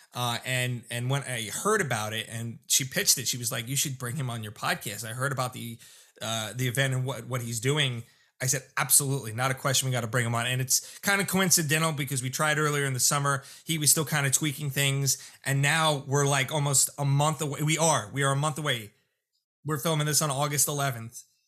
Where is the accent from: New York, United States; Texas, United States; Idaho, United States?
New York, United States; Lindenhurst, South Shore; where I grew up in Lyndhurst on the South Shore